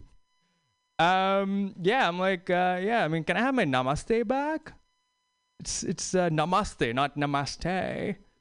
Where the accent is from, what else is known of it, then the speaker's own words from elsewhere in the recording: New York City, New York, United States; I'm from New York City